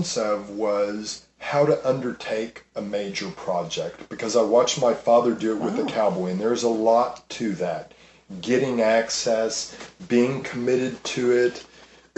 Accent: Richardson, Texas, United States; also born or lived in San Antonio, Texas / Austin, Texas; I was raised in Richardson, Texas, so Dallas.

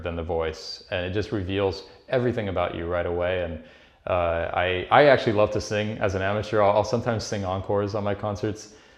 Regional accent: Paris, Île-de-France, France; now in New York, United States; I was born in Paris. I grew up there.

